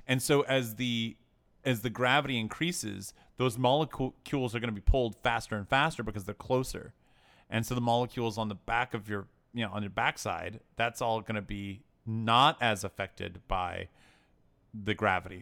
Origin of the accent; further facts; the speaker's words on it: Tennessee, United States; I grew up in Tennessee